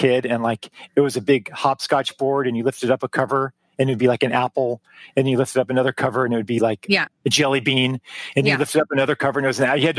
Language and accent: English; El Paso, Texas, United States; moved away as an adult; also born or lived in Boulder, Colorado / Eugene, Oregon; I'm from El Paso, Texas.